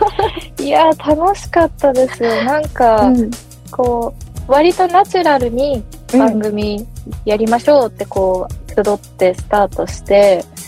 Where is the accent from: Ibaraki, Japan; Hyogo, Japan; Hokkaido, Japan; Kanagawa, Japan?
Hokkaido, Japan; Sapporo; moved away; 地元札幌